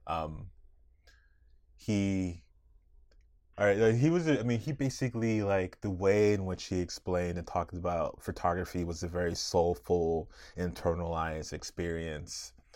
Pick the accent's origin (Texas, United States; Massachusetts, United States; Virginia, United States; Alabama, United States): Virginia, United States; Arlington; I grew up right outside Washington, D C, in Arlington, Virginia